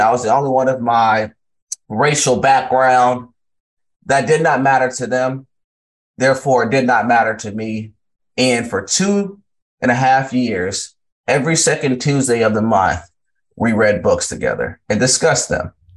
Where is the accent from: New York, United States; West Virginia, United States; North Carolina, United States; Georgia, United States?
Georgia, United States; Valdosta; also born or lived in Largo, Florida; I grew up in Valdosta, Georgia